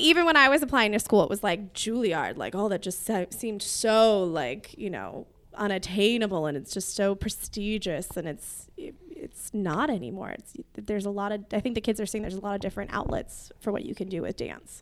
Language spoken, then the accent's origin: English; Whittier, California, United States; I grew up in Whittier